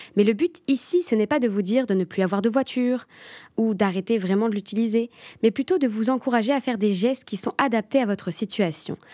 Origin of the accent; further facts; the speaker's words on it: France; moved away as an adult; now in Sherbrooke, Canada; je suis française. Quand je suis arrivée au Québec, plus particulièrement à Sherbrooke